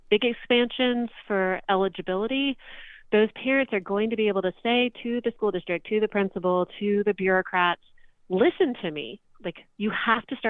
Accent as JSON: {"language": "English", "region": "Florida", "country": "United States", "moved": "yes", "lives_now": "Virginia, United States", "said": "I'm from Florida, but I live in Virginia"}